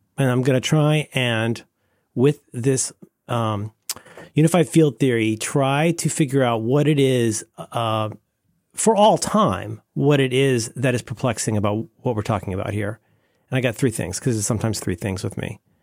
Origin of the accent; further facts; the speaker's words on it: Florida, United States; growing up in Florida